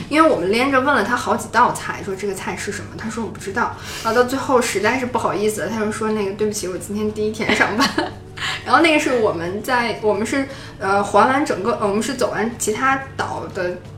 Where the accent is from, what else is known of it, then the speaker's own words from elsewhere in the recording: China; 我从中国来的